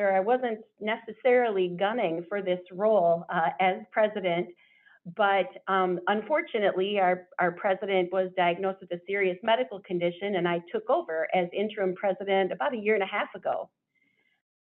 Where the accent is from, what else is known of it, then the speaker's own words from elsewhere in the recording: Iowa, United States; now in Wisconsin, United States; I grew up in Iowa